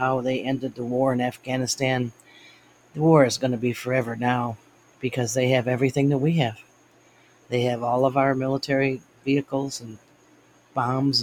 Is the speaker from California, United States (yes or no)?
no; Buffalo, New York, United States; moved away; also born or lived in Atlanta; I was from Buffalo, but I had moved to Atlanta